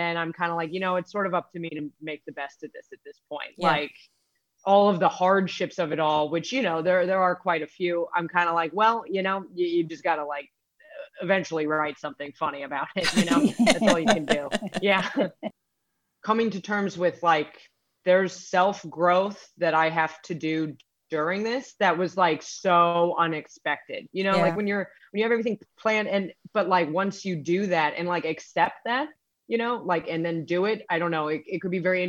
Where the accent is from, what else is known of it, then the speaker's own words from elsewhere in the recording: United States; I'm American